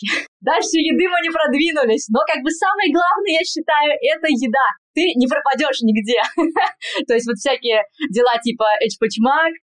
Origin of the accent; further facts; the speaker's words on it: Kazan, Tatarstan, Russia; accent: Spanish; moved away as an adult; now in Madrid, Spain; Я врач-терапевт, сейчас работаю в Мадриде. Я из Казани, и закончила Государственный Казанский медицинский университет 10 лет назад.